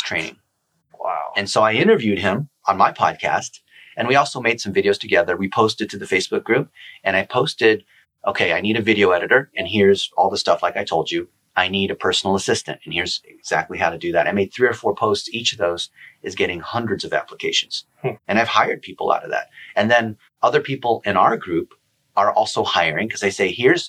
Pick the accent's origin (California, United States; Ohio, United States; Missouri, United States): Ohio, United States; Dayton; I was born in Dayton, Ohio. I'm as an American as anyone else.